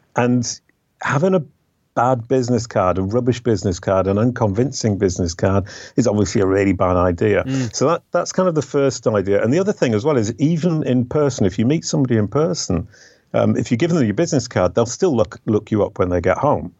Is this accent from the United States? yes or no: no; England, United Kingdom; moved away as an adult; now in France; I left the UK 30 years ago. I'm an English by birth, um, French by adoption